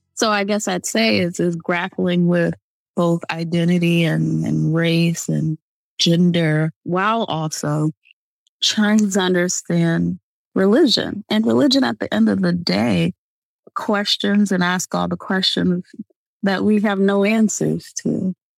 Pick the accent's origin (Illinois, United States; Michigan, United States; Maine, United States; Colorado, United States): Michigan, United States; I'm from Michigan